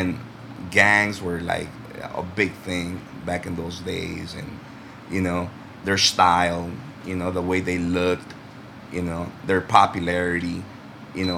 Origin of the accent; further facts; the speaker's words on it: Los Angeles, California, United States; accent: LA accent; English is a second language; now in El Salvador; I grew up in the States, California, Los Angeles